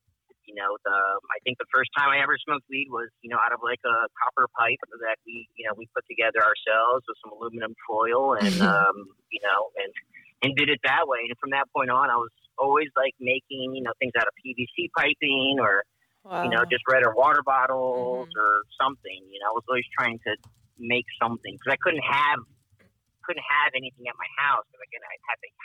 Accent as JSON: {"language": "English", "country": "Brazil", "moved": "yes", "lives_now": "Maryland, United States", "said": "I come from Brazil, and in my culture, cannabis is not something very accepted"}